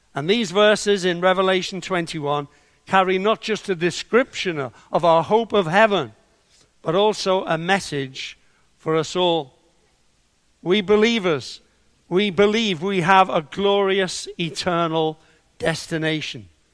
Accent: Liverpool, North West England, United Kingdom; I was brought up in Liverpool

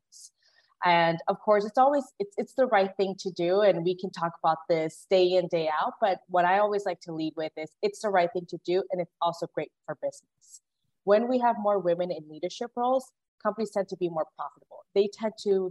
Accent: Guatemala; moved away; I was born in Guatemala, and I'm the first one in my family to graduate from high school

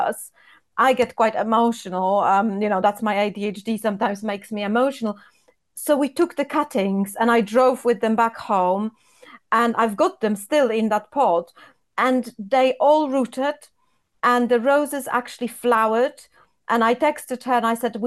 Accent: Poland; English is a second language; now in United Kingdom; when I was growing up in Poland

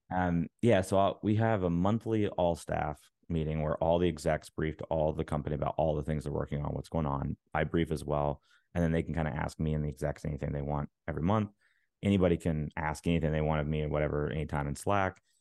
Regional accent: Alabama, United States; now in Maryland, United States; I live in Maryland now, but I'm from Alabama.

